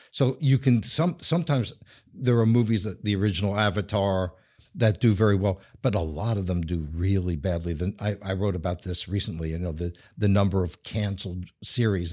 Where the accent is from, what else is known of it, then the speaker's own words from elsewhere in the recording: New York, United States; accent: New York; moved away; I'm originally from New York, as anyone who knows accents would know.